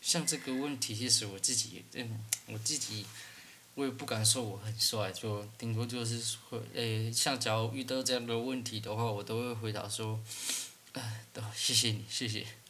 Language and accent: Chinese; Taiwan; 因为我本来就是原住民啊